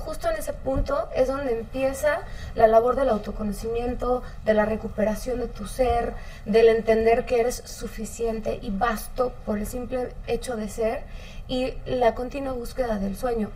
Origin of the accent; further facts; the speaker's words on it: Mexico; como mexicanos